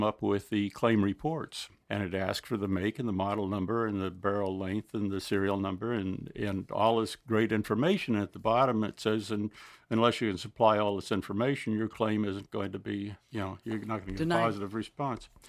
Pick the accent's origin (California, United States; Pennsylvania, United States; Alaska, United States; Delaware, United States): Delaware, United States; We come from Delaware